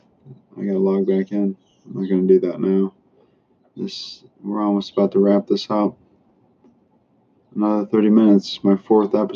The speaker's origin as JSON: {"language": "English", "town": "Chicago", "region": "Illinois", "country": "United States", "moved": "yes", "lives_now": "Florida, United States", "said": "I'm from Chicago area"}